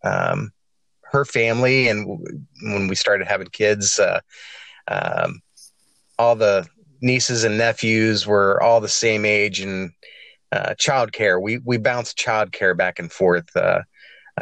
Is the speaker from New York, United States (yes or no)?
no; Gahanna, Ohio, United States; also born or lived in Linden, Columbus, Ohio; now in Circleville, United States; I grew up in a little suburb of Columbus, Ohio, and Gahanna. I grew up in Gahanna, Ohio.